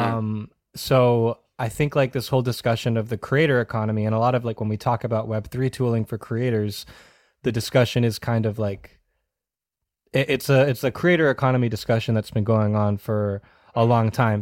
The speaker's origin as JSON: {"language": "English", "town": "Wakefield", "region": "Massachusetts", "country": "United States", "tie": "born or raised there", "said": "I grew up in Massachusetts, uh, about fifteen minutes north of Boston in a town called Wakefield"}